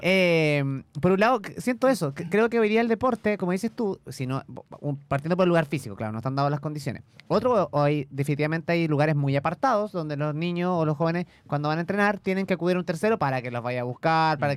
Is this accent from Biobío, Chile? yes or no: yes; Yumbel, Biobío, Chile; yo soy de Comuna Yumbel